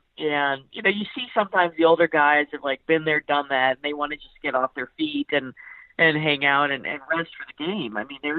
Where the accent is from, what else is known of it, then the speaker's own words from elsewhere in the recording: Cincinnati, Ohio, United States; I mean, I grew up in Cincinnati. I know what it's like there.